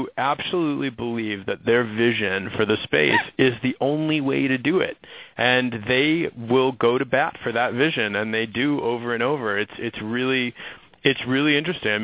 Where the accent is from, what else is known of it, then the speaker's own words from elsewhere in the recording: Minneapolis, Minnesota, United States; I grew up in Minneapolis. I mean, that is Target town and where Target's based